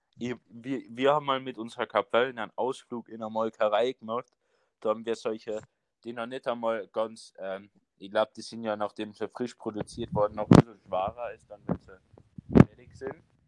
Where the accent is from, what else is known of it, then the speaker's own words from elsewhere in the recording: Carinthia, Austria; accent: Carinthian; zum Glück sind wir Kärntner ja, haben, haben ja nicht so einen heftigen Dialekt